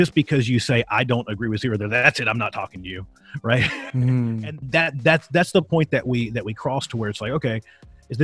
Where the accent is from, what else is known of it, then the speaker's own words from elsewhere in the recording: Virginia, United States; I grew up in Virginia